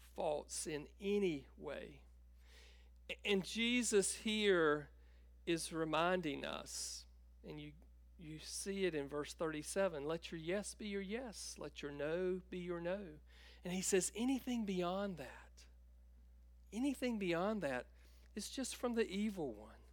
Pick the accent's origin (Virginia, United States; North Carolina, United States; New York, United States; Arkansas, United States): North Carolina, United States; Tabor City; I grew up in Tabor City and grew up on a farm outside of, uh, of Tabor